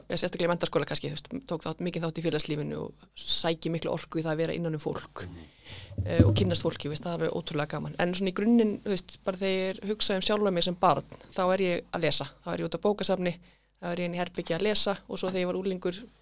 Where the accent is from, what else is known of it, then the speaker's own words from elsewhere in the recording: Reykjavík, Capital Region, Iceland; fættu upp alveg í sólheimum og var í vóðskóla.